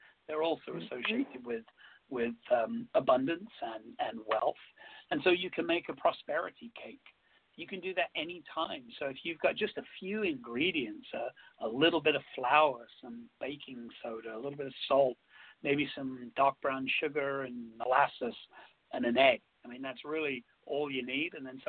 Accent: England, United Kingdom; you know, I am English, and there are some traditional English foods that I still love to eat.

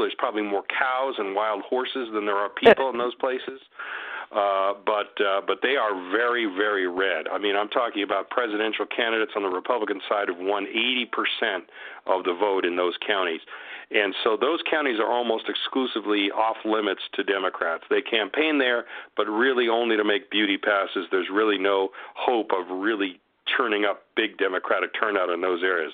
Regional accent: Huntington Beach, California, United States; moved away as an adult; also born or lived in Pomona / Sacramento / San Bernardino; now in Las Vegas, United States; my hometown of Huntington Beach, California

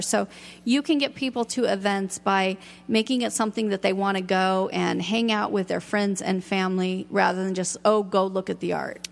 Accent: Seattle, Washington, United States; now in Ashland, United States; I'm from Seattle

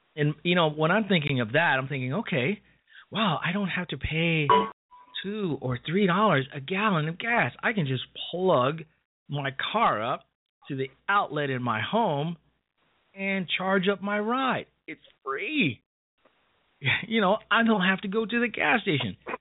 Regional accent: Chicago, Illinois, United States; moved away; my hometown of Chicago

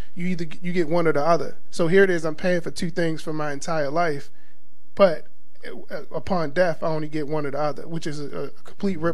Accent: Baltimore, Maryland, United States; growing up in Baltimore, um, there's two major, major churches.

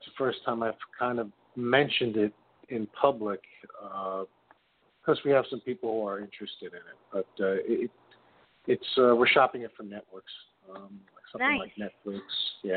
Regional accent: New York, United States; I'm from New York, currently living in Jackson Heights

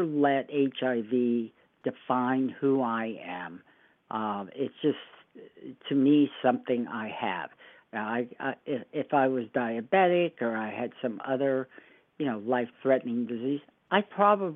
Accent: Fort Lauderdale, Florida, United States; moved away as an adult; now in Oregon, United States; I grew up in Fort Lauderdale. That was sort of my home base.

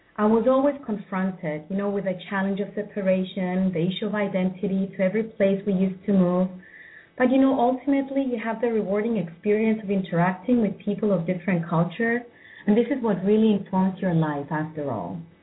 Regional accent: Cyprus; moved away; also born or lived in United States; moving to Cyprus, which is my home country after so many years

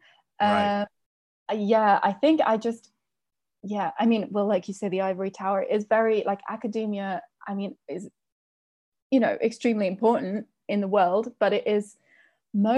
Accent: United Kingdom; my home country

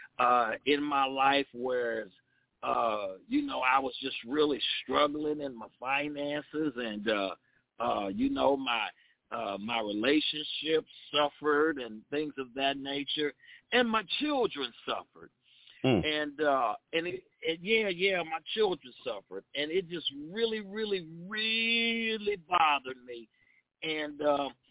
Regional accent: West Palm Beach, Florida, United States; now in Boca Raton, United States; I'm from the West Palm Beach area, but I live in Boca Raton

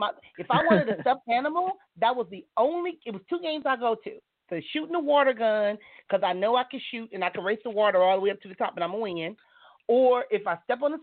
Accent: Compton, California, United States; I am from California. I was born and raised in the city of Compton

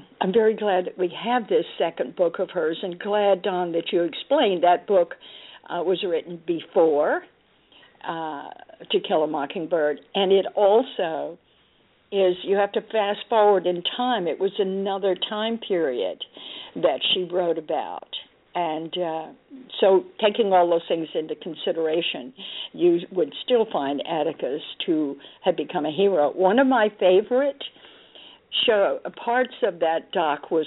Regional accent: Dallas, Texas, United States; I grew up in Dallas, Texas

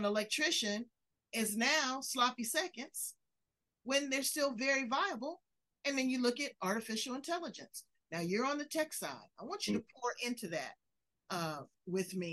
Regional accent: United States; I love being an American.

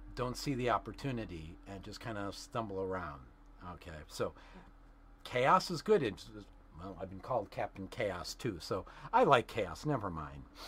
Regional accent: Chicago, Illinois, United States; moved away as an adult; also born or lived in Bloomingdale, Illinois; now in California, United States; I am a South Chicago native.

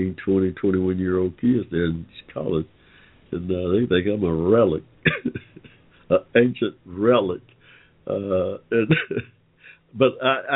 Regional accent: Georgia, United States; We have been here in Georgia

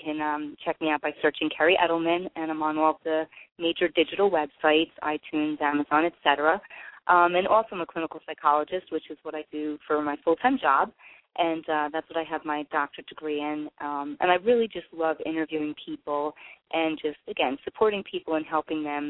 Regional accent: Central New Jersey, United States; I'm from Central New Jersey.

